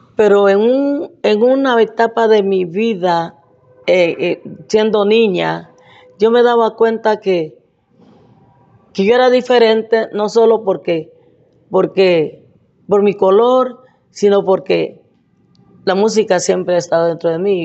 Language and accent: Spanish; Morales, Izabal, Guatemala; moved away as an adult; also born or lived in New York; yo nací en Bananera